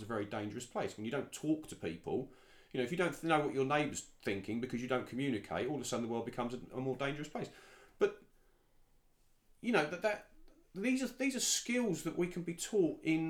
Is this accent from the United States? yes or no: no; United Kingdom; also born or lived in Dubai / London; myself as a British guy